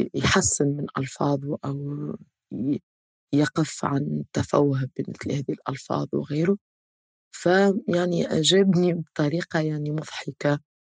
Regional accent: Tunisia; كتونسيين في تونس

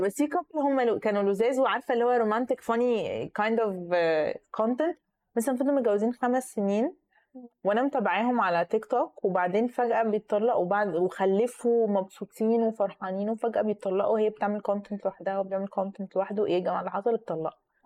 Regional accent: Egypt; إحنا كمصريين

